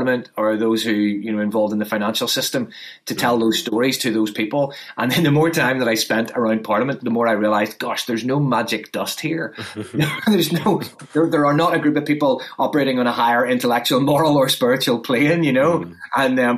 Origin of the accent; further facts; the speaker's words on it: Northern Ireland, United Kingdom; I come from Northern Ireland, which has its own problems